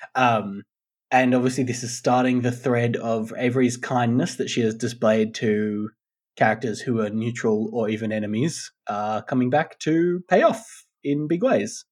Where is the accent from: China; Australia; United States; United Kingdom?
Australia; people our age growing up in Australia in like the 90s, the early 90s